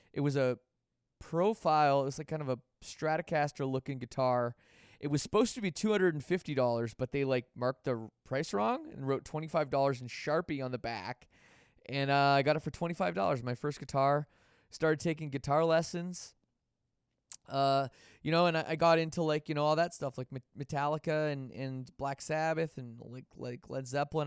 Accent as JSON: {"language": "English", "country": "Canada", "said": "being from Canada"}